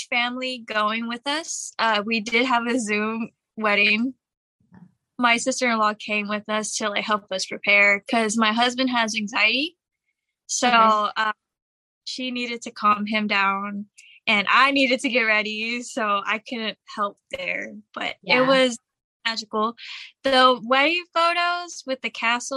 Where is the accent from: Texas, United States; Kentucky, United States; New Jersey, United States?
Texas, United States; Houston; I was born and raised in Houston, Texas